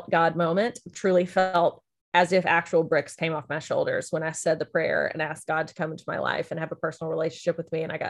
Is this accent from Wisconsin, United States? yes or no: no; Lebanon, Tennessee, United States; also born or lived in Memphis, Tennessee; I am from Lebanon, Tennessee, was born in Memphis, Tennessee, moved to Lebanon when I was like 4 months old, lived there up through high school